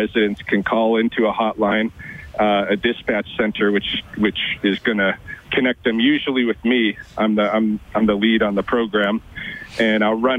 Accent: Oregon, United States; moved away as an adult; also born or lived in Louisiana / Boston, Massachusetts; now in Lethbridge, Canada; I grew up in Oregon

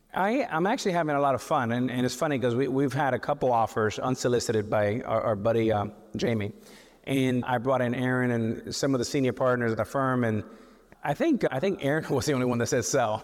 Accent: Miami, Florida, United States; we're from Miami

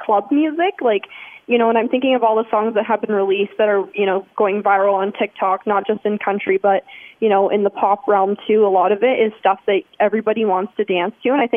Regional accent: Brantford, Ontario, Canada; I was the winner of my hometown Brantford House Talent

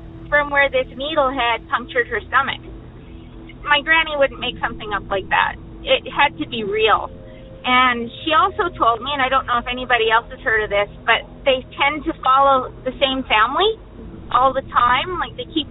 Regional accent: British Columbia, Canada; I'm from British Columbia, Canada.

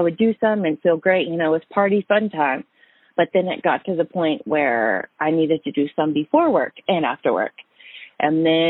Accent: Tennessee, United States; the town that I came from, which is about 30 minutes south, like going towards Chattanooga and Atlanta

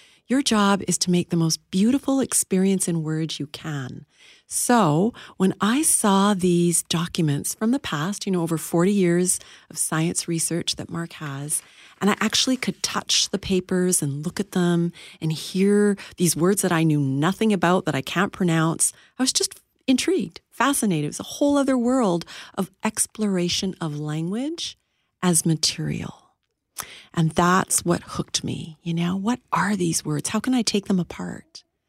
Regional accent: Saskatchewan, Canada; as a typical immigrant settler kid living across Canada, particularly the prairies, did a lot of growing up in Saskatchewan, where my dad, believe it or not, was a United Church minister.

